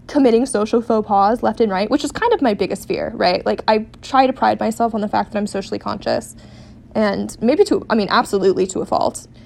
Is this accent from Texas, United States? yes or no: no; Seattle, Washington, United States; but I tell them I'm from Seattle.